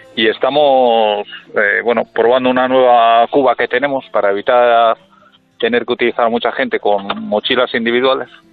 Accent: Villacarriedo, Cantabria, Spain; Nosotros somos de Villacarrido

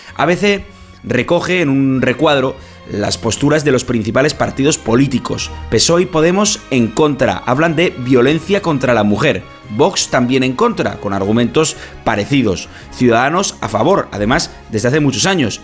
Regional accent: Navarre, Spain; como somos los navarros

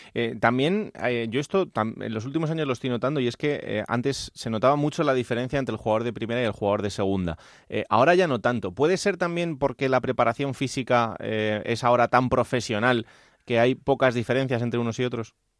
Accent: Villanueva de la Serena, Extremadura, Spain; el equipo de mi pueblo

